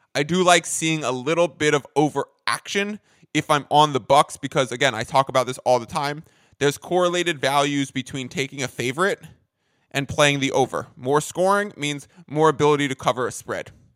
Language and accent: English; New York, United States; moved away as an adult; now in San Diego, United States; I am a New Yorker, but now I'm a Cali guy